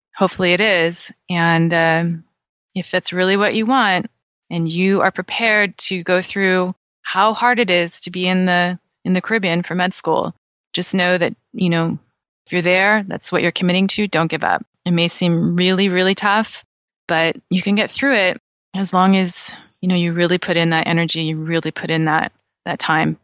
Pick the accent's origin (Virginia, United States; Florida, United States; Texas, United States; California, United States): California, United States; I'm born and raised in California